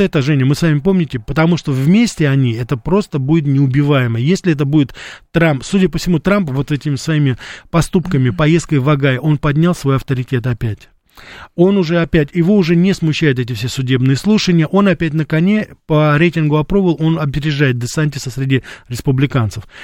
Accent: Russia; я журналист из России

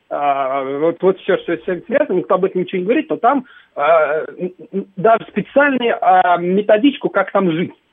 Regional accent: Moscow, Russia; я москвич

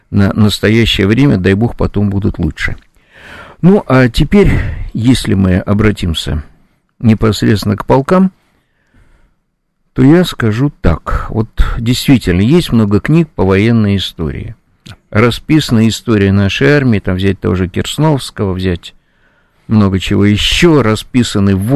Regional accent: Saint Petersburg, Russia; вот вышли вы в моем родном городе Ленинграде, Санкт-Петербурге, из Московского вокзала

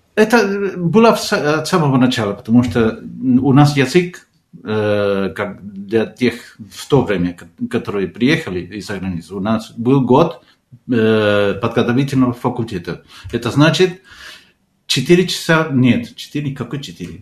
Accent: Argentina; Russian is a second language; moved away as an adult; also born or lived in Moscow, Russia; now in Portugal; я из Аргентины

